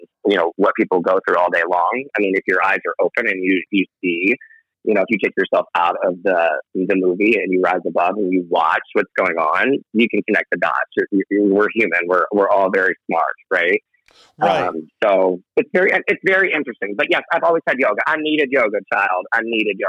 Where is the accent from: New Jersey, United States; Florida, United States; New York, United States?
New York, United States; moved away; also born or lived in Virginia; born and raised in New York